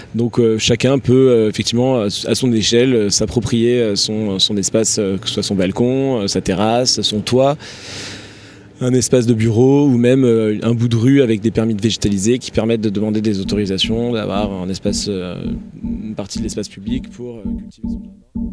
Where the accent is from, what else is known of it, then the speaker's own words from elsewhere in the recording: Tarn-et-Garonne, Occitania, France; moved away as an adult; also born or lived in Toulouse / Paris; je suis originaire du sud-ouest de la France, un petit village dans le Tarn-et-Garonne. J'ai grandi là-bas